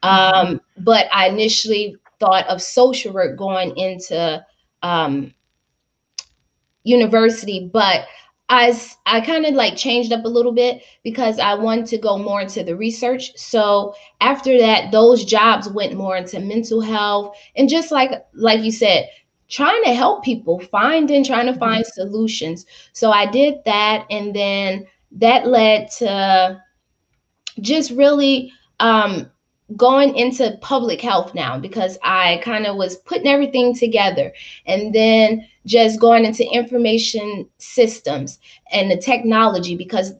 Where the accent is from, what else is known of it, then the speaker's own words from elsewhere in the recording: Louisiana, United States; also born or lived in Chicago, Illinois; I grew up in Louisiana on the property, even though I was born in Chicago